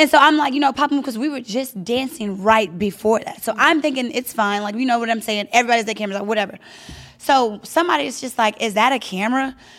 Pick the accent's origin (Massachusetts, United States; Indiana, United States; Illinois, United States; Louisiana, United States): Louisiana, United States; now in Los Angeles, United States; I'm from Louisiana